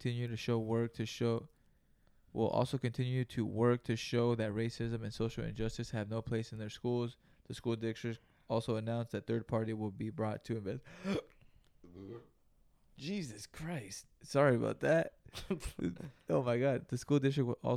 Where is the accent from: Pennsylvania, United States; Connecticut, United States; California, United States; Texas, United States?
California, United States; Greenville; we grew up in Greenville, California, which is about 30 miles south of Salinas, California